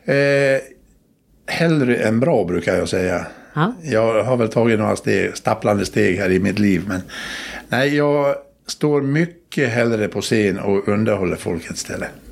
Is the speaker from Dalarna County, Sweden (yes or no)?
yes; Dalarna County, Sweden; Alla gårdar där jag kommer ifrån uppe i Dalarna där, så har, har något namn. Och min gård där jag kommer ifrån heter Tura.